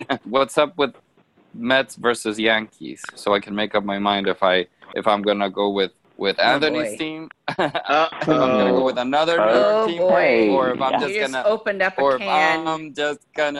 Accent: Honduras; moved away; having, you know, been born and raised in Honduras, I obviously, I'm into the soccer culture

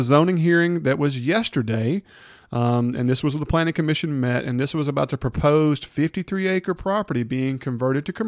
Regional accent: Hernando, Mississippi, United States; Brian and Couch and I grew up in Hernando together.

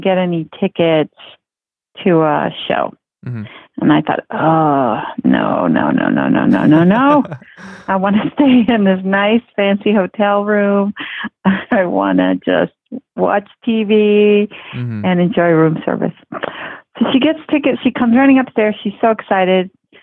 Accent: Mexico City, Mexico; now in Fort Worth, United States; I grew up in Mexico City

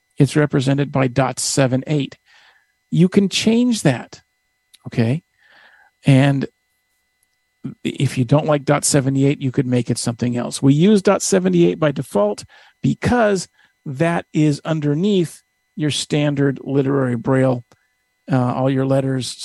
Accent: Northern California, United States; I'm from Northern California

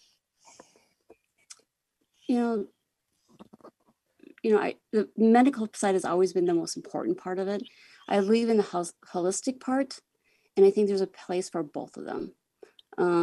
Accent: Groton, South Dakota, United States; now in Sioux Falls, United States; I am from Sioux Falls, South Dakota, and I grew up in Groton, which is a really small town in the northern part of the state.

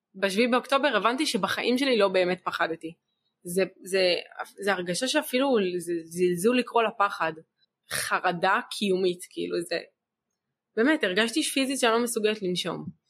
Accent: Be'eri, Southern District, Israel; also born or lived in Dead Sea; אחת שנולדה בבארי, אני כל החיים שלי גדלתי בבארי, אני לא מכירה שום מקום אחר

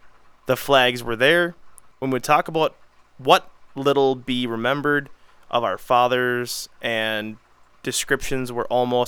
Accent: England, United Kingdom; I'm English, and my boyfriend, Spanish.

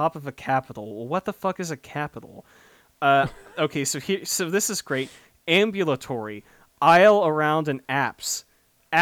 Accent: North Dallas–Fort Worth, Texas, United States; I was out and about earlier today putting up these signs around my hometown, and if anyone lives in this very specific subset of North DFW

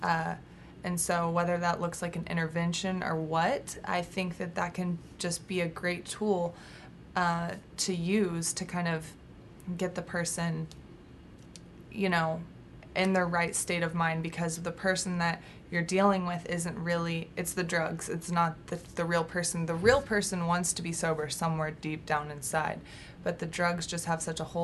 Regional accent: Texas, United States; now in California, United States; I was from Texas but out in California

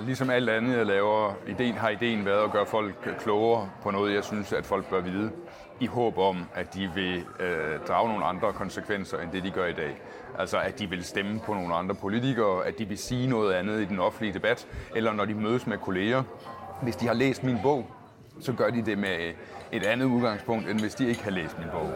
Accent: Agerskov, Southern Denmark, Denmark; also born or lived in Gram; now in Copenhagen, Denmark; jeg er født på Gram sygehus, okay. men jeg er fra Agerskov, som ligger inde i midten af Sønderjylland

